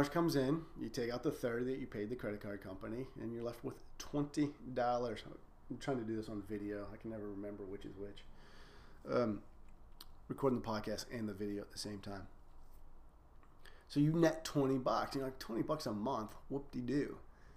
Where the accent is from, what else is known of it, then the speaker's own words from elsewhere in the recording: United States; We're scared as an American society of debt